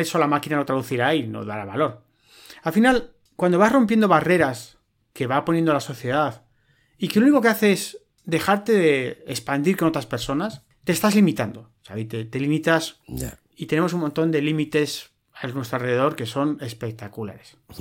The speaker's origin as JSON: {"language": "Spanish", "town": "Madrid", "region": "Community of Madrid", "country": "Spain", "tie": "born or raised there", "said": "Yo nací en Europa, en Madrid"}